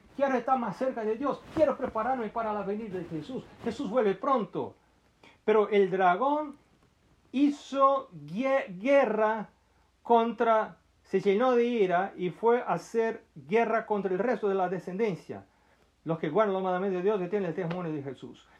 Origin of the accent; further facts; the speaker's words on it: Brazil; yo soy brasileño